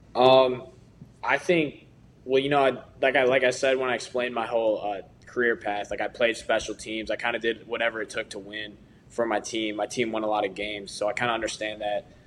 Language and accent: English; Chicago, Illinois, United States; I'm from Chicago area